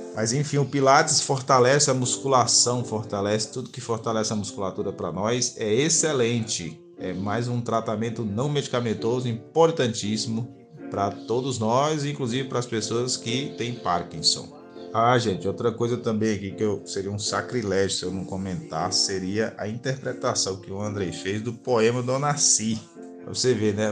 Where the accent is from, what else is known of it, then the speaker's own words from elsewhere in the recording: Currais Novos, Rio Grande do Norte, Brazil; Eu sou do Rio Grande do Norte, nascido na cidade de Currais Novos há 35 anos atrás